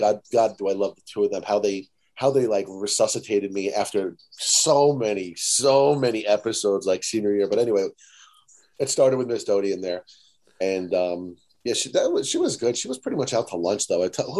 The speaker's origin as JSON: {"language": "English", "town": "New York City", "region": "New York", "country": "United States", "tie": "born or raised there", "said": "New York. So it was Manhattan, Brooklyn."}